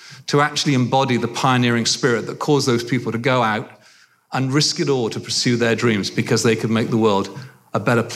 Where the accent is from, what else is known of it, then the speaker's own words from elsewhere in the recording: England, United Kingdom; moved away as an adult; now in United States; my journey as a young man growing up in England and coming over to the States and becoming now a proud American citizen